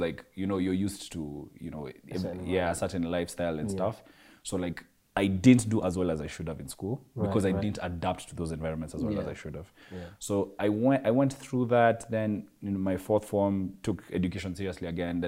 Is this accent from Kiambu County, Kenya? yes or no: no; Nairobi, Kenya; also born or lived in Eastlands (Umoja), Nairobi; growing up in South Sea